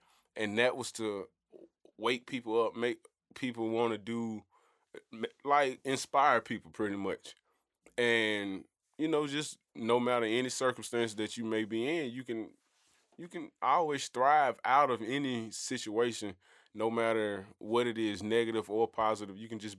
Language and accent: English; Birmingham, Alabama, United States; But y'all already know who it is and what it is. … from Birmingham.